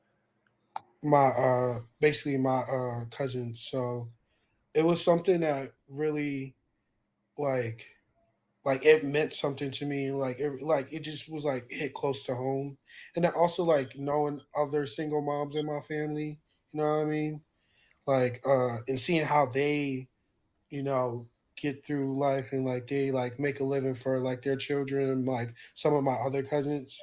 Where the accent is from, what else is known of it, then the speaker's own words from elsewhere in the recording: Somerset, New Jersey, United States; my hometown, because it's like, you know, like that's where I'm from.